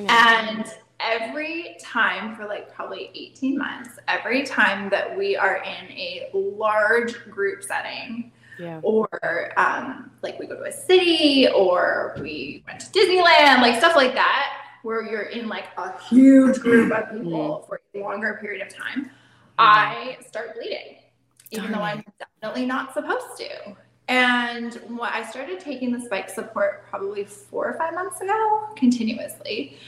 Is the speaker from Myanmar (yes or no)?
no; Canada; I am Canadian, but yes, I am German, and yes, I have a passport.